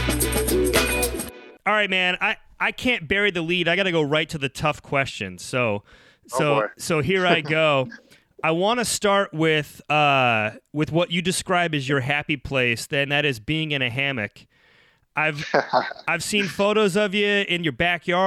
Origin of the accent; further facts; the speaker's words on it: Ohio, United States; now in Chicago, United States; I'm a northern kid, grew up in Ohio, live in Chicago